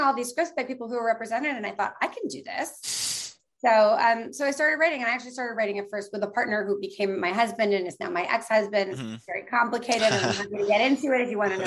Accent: New York City, New York, United States; I grew up in New York City

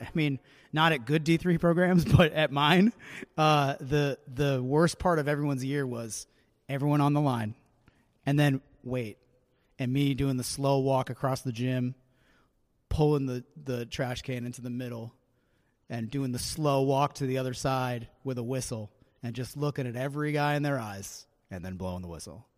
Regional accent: New Hampshire, United States; I'm from New Hampshire, but I was kind of raised on New England sports talk radio

